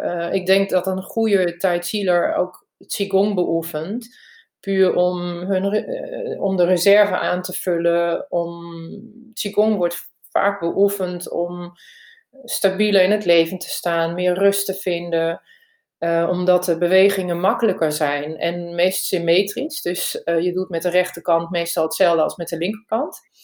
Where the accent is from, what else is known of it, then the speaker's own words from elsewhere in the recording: Germany; Dutch is a second language; also born or lived in Barcelona, Spain / Emst, Netherlands; now in Netherlands; Ik ben van origine Duits, heb lang in Spanje gewoond